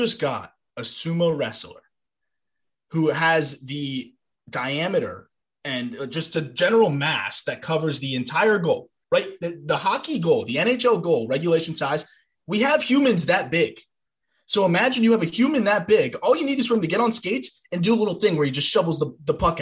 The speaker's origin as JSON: {"language": "English", "region": "South Florida", "country": "United States", "tie": "born or raised there", "said": "I grew up in South Florida"}